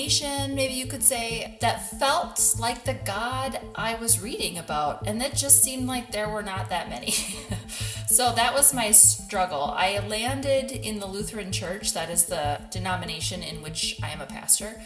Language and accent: English; Minnesota, United States; I am born and raised in Minnesota